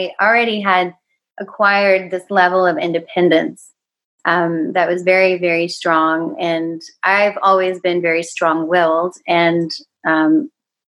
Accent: Paris, Tennessee, United States; I was born and raised in Paris, Tennessee, which is a very small town in Northwest Tennessee.

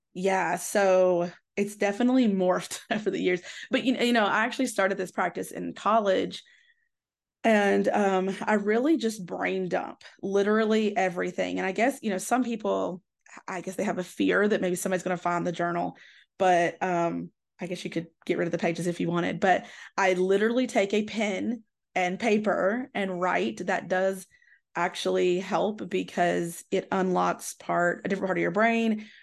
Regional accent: Tennessee, United States; I grew up in the South and in Tennessee

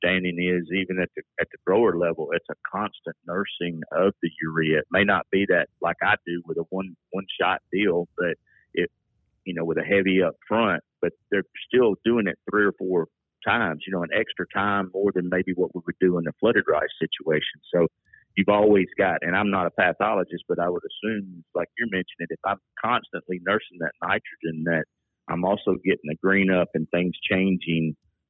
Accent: Belle Mina, Alabama, United States; moved away as an adult; also born or lived in Auburn, Alabama / Mississippi / Arkansas; now in Louisiana, United States; I grew up in Alabama. I grew up on a research station. My dad was a resident director at Bell Minor, the Tennessee Valley Research and Extension Center

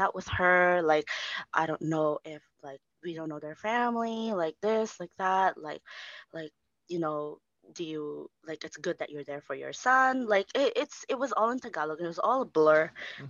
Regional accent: Philippines; we're filipinos

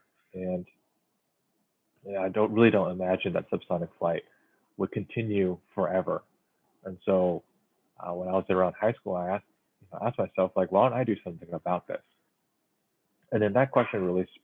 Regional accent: Silicon Valley, California, United States; growing up in Silicon Valley

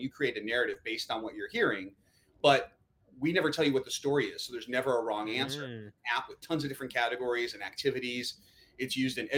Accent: Chicago, Illinois, United States; now in California, United States; I'm originally from Chicago

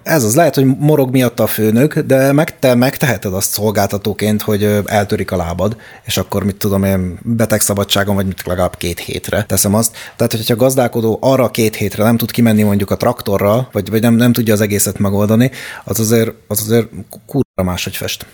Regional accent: Hungary; now in Budapest, Hungary; én is vidéki gyerek vagyok

